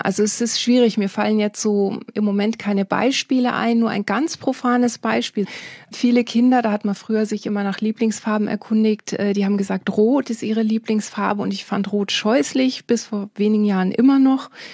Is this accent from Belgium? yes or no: no; Bible Belt, Netherlands; moved away; Ich bin, wie gesagt, in den Niederlanden aufgewachsen, in einem kleinen Dorf